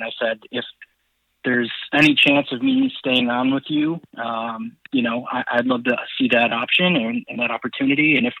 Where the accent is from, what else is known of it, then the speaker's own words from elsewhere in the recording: Rochester, New York, United States; I grew up in Rochester